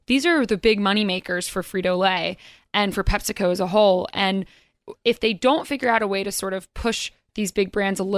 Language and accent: English; North Carolina, United States; now in New York, United States; I'm from North Carolina originally